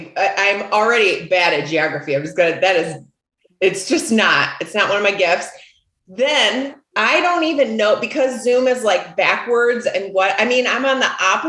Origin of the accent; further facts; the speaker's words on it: West Michigan, United States; accent: Midwestern; moved away as an adult; now in Calabasas, United States; I'm from West Michigan. 49460 was my zip code.